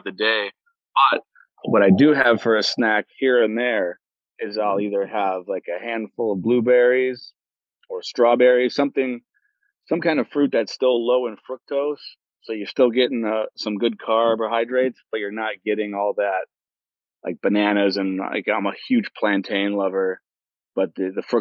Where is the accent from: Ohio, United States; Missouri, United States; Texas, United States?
Ohio, United States; Cleveland; my hometown in Cleveland, Ohio.